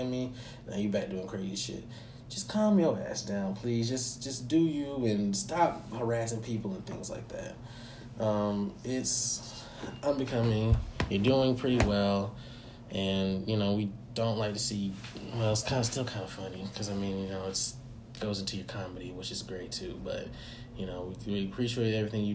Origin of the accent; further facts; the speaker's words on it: Georgia, United States; In my hometown, no less, in Georgia, my home state, no less, in Georgia, over in Cobb County